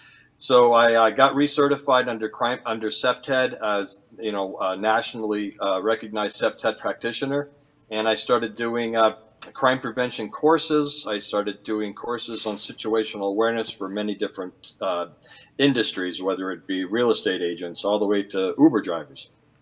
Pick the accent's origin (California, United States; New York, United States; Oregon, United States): California, United States; born there; also born or lived in Arizona; now in Maine, United States; I was born in California, so I wanted to come west, and always loved the desert.